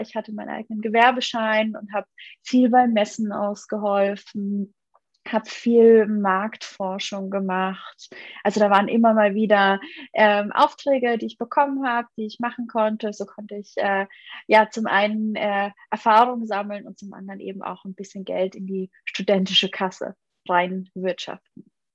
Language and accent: German; Munich, Bavaria, Germany; also born or lived in Bamberg; Ich, ich komme eigentlich aus München